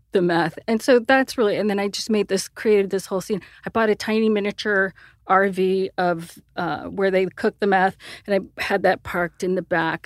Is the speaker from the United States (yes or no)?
yes; Sierra Vista, Arizona, United States; I grew up in a tiny podunk town of, uh, Sierra Vista, Arizona.